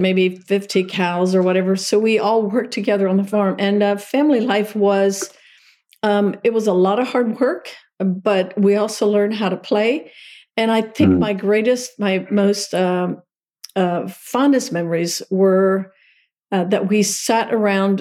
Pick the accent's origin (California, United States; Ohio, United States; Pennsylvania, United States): Pennsylvania, United States; Lancaster County; So I started out as a little Amish girl. Mom and Dad were horse and buggy Amish, and in Lancaster County, Pennsylvania. It's where it all started for me.